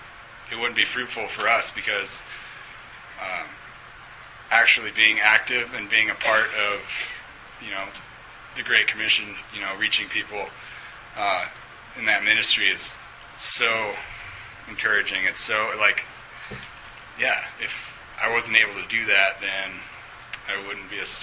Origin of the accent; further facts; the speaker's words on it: Alaska, United States; also born or lived in Wyoming; now in Durango, United States; I'm originally from Alaska